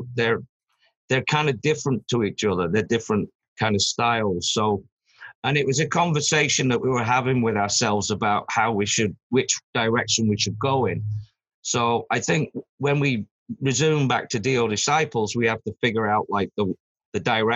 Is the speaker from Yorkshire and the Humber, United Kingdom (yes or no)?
no; Manchester, North West England, United Kingdom; moved away; also born or lived in London; I come from Manchester, but I'd moved down to London